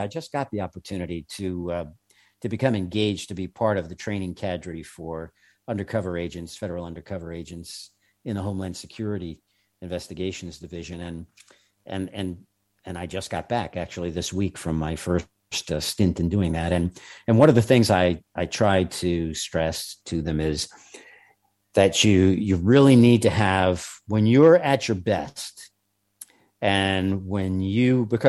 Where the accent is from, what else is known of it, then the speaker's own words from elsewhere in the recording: New York, United States; accent: New York; native New Yorkers, which I happen to be one of, but I was embarrassed out of my New York accent long ago.